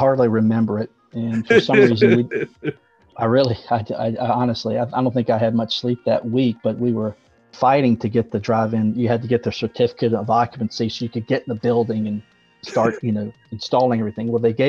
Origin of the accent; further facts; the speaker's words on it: Mississippi, United States; moved away; also born or lived in Virginia / Pennsylvania; I'm originally from Mississippi, and then we moved up to Virginia, and then I actually graduated high school. Fun fact for all you Pennsylvania folks, I graduated high school in Westchester, Pennsylvania.